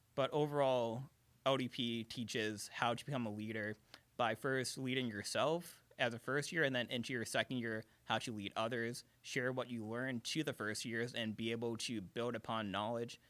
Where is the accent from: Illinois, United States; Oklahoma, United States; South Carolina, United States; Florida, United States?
Illinois, United States; Chicago; also born or lived in Carbondale, Illinois; I'm from Chicago